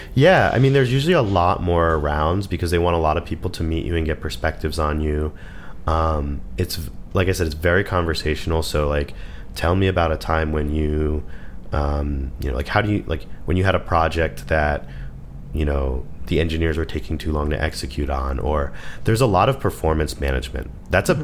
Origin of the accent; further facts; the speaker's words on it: United States; we're American